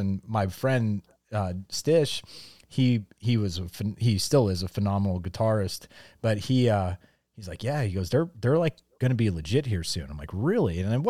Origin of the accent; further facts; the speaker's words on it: Pennsylvania, United States; growing up in Northeast Pennsylvania, there's a band.